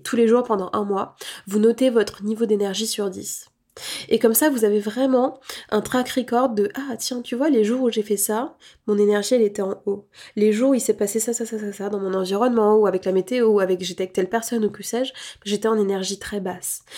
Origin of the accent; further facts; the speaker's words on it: France; en tant que Français, imprégné de cette approche très cartésienne